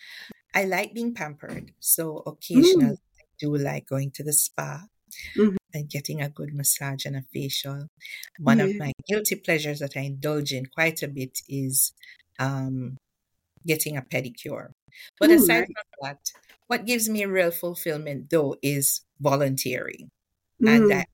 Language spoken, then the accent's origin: English; Westmoreland, Jamaica; I grew up in Westmoreland